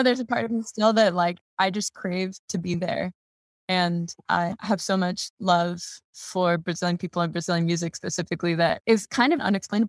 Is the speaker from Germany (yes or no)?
yes; Germany; born there; So I was born in Germany. I lived in 7 different countries.